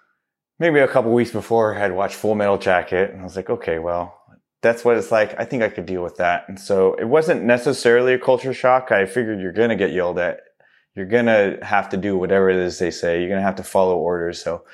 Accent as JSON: {"language": "English", "region": "East Coast", "country": "United States", "tie": "born there", "said": "going out to the East Coast, you know, like I was born on the East Coast."}